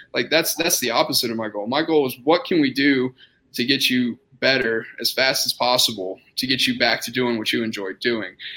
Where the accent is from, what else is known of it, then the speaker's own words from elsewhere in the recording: Austin, Texas, United States; moved away as an adult; also born or lived in San Antonio, Texas / Indiana; now in Lubbock, United States; I'm originally from Austin, Texas.